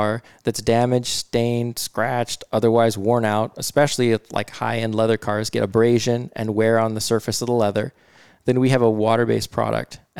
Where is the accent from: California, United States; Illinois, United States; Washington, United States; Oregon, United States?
Washington, United States; Bothell; I grew up in Bothell. So I went to Bothell High School